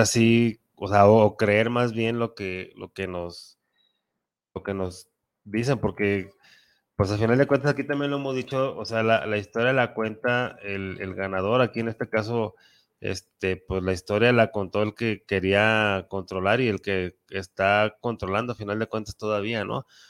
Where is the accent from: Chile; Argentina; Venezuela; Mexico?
Mexico; un mexicano defiende mucho su patria, como, como que somos muy patriotas